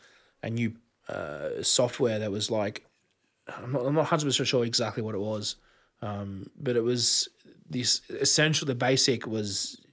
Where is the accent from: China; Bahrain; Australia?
Australia; I'm from Australia.